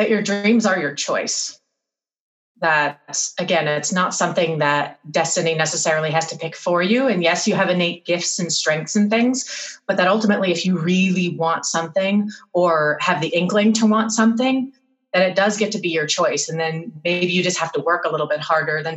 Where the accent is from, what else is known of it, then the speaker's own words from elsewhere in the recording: New Jersey, United States; my hometown where my parents live in New Jersey